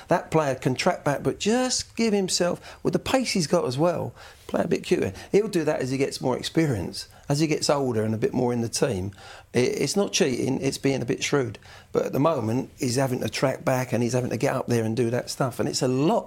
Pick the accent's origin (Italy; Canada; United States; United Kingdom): United Kingdom; England; as an Englishman